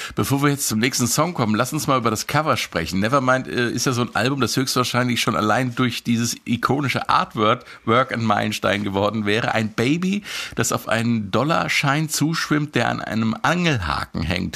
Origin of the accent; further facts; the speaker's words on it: Marburg, Hesse, Germany; in meiner Heimatstadt Marburg